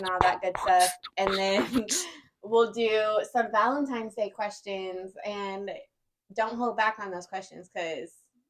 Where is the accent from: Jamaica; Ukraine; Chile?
Jamaica; I'm Jamaican.